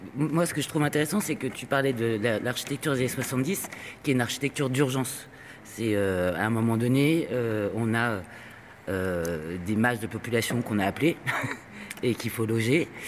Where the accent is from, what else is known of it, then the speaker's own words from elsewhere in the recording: Spain; je suis espagnol